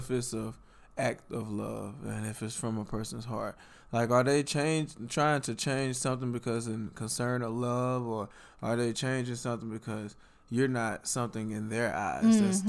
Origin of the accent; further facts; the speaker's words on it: Southern United States, United States; And I just, so I'm from the South, right? And I just, from the southern parts of the United States, and I just love eating that southern traditional food, right?